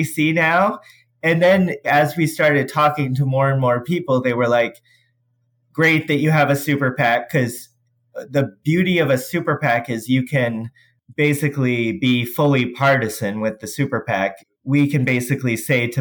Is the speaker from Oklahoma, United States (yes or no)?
no; St. Louis, Missouri, United States; I'm from St. Louis, Missouri